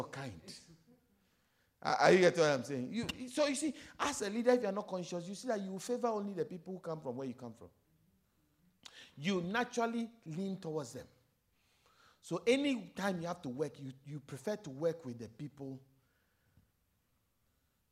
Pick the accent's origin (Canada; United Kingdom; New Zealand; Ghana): Ghana; moved away as an adult; also born or lived in South Africa; So I'm African from Ghana.